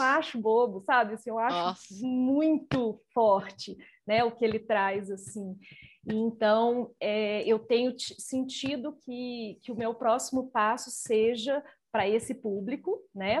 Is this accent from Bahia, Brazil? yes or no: no; Nova Lima, Minas Gerais, Brazil; Nova Lima, a cidade onde eu nasci, onde eu vivo